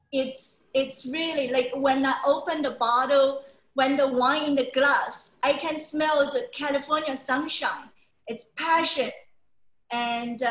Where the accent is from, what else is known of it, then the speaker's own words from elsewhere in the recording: China; also born or lived in Toronto, Canada; now in Shanghai, China; when I come back to China, I will try to see which city I'm going to stay. And then one is close to my hometown